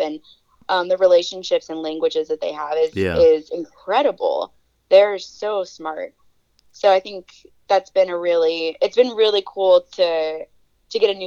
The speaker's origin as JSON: {"language": "English", "town": "Herrin", "region": "Illinois", "country": "United States", "tie": "born or raised there", "also_born_or_lived": "Virginia", "moved": "as an adult", "lives_now": "Alaska, United States", "said": "I'm from Southern Illinois"}